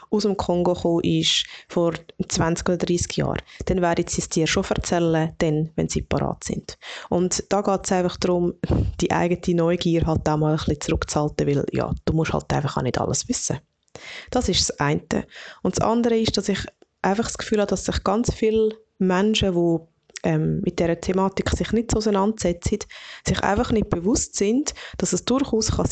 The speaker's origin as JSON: {"language": "German", "region": "Obwalden", "country": "Switzerland", "tie": "born or raised there", "lives_now": "Lucerne, Switzerland", "said": "dann sage ich, ich wohne in Luzern und ich bin in Obwalden aufgewachsen."}